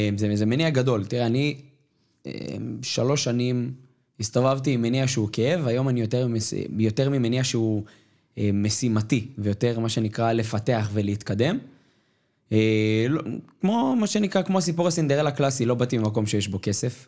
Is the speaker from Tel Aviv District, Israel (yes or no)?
yes; Ramat Gan, Tel Aviv District, Israel; נולדתי ברמת גן, וברמת גן יש חבר'ה שהם מבוססים